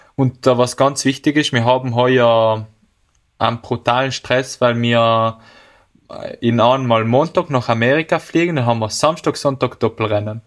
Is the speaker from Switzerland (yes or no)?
no; Bolzano, Trentino-Alto Adige, Italy; bei uns in Bozen